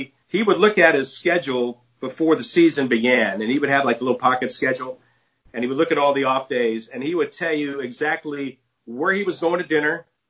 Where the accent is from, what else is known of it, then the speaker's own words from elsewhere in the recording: New York City, New York, United States; now in Phoenix, United States; I'm from Brooklyn as well. I'm going to turn 60 this year.